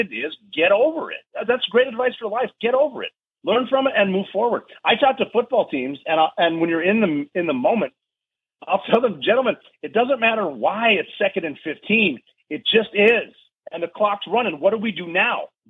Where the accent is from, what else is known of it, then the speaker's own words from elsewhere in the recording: Montana, United States; moved away as an adult; I'm a dude from Montana